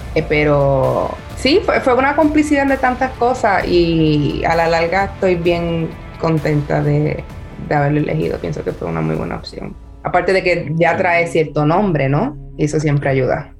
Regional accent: Puerto Rico; no solo soy puertorriqueña y mujer

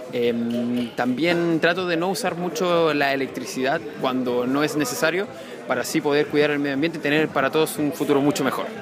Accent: Santiago, Santiago Metropolitan Region, Chile; soy de Santiago de Chile

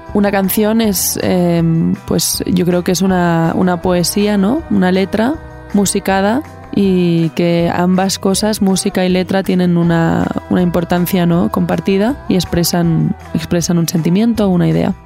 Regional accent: Barcelona, Catalonia, Spain; yo nací en Barcelona, en donde un lugar donde convergen muchos tipos de música y es, viví en un pueblo cerca del bosque

